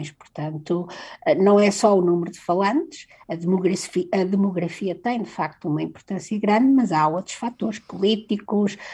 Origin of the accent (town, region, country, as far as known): Portugal